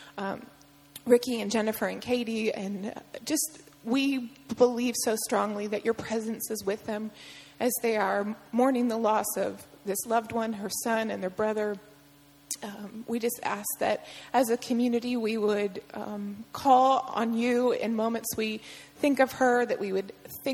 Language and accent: English; Perrysburg, Ohio, United States; moved away; growing up in Perrysburg, Ohio